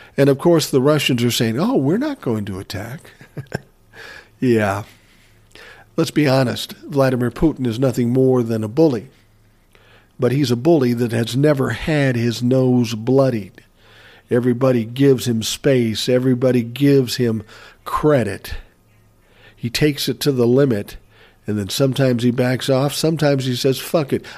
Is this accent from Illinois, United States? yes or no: no; Minneapolis, Minnesota, United States; I was from Minneapolis.